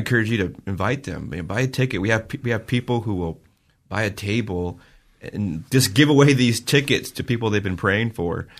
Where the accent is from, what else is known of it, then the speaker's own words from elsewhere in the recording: Vale, Oregon, United States; my hometown